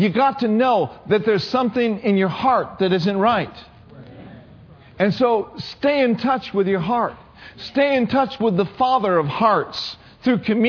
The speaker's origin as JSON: {"language": "English", "region": "Minnesota", "country": "United States", "tie": "born or raised there", "moved": "yes", "said": "I grew up in Minnesota"}